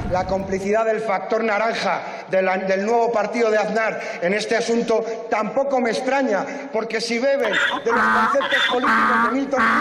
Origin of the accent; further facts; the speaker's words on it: Vallecas, Community of Madrid, Spain; yo soy de Vallecas de toda la vida, pero luego me he enterado de que eso lo has dicho también en Villaverde, en Usera, en San Blas